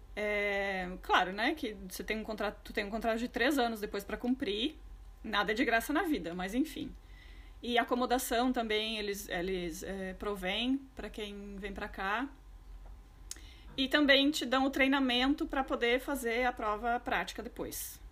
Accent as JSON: {"language": "Portuguese", "region": "Rio Grande do Sul", "country": "Brazil", "tie": "born or raised there", "also_born_or_lived": "Porto Alegre", "moved": "as an adult", "lives_now": "London, United Kingdom", "said": "sou natural do Rio Grande do Oposto, do Rio Grande do Sul, do Brasil"}